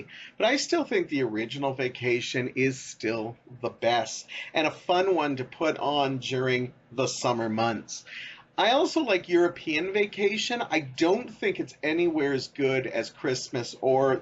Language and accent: English; Canada; me being Canadian